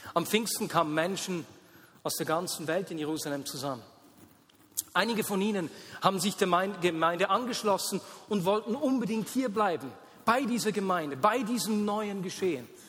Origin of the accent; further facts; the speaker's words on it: Switzerland; wir Schweizer